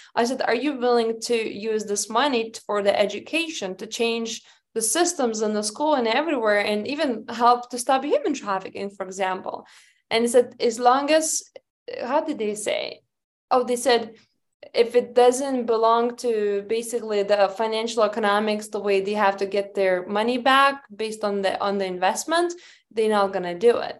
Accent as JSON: {"language": "English", "country": "Lithuania", "tie": "born or raised there", "moved": "yes", "said": "I was oldest child and I grew up in Lithuania."}